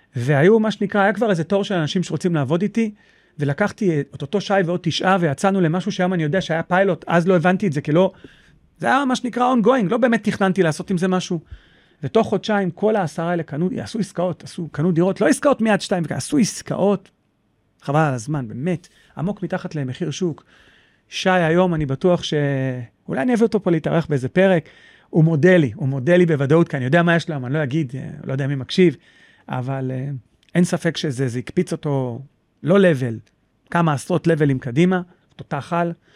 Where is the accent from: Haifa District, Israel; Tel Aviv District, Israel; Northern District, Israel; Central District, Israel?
Tel Aviv District, Israel; Holon; now in Petah Tikva, Israel; אני במקור מחולון.